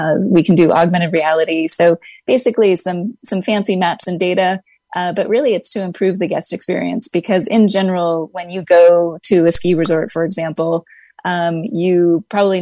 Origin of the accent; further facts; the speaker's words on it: California, United States; now in Hawaii, United States; I live in Hawaii. I grew up in California